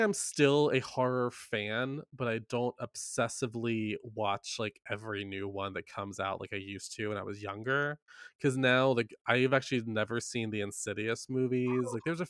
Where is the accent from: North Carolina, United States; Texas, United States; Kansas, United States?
North Carolina, United States; Carthage; I grew up in Carthage, North Carolina.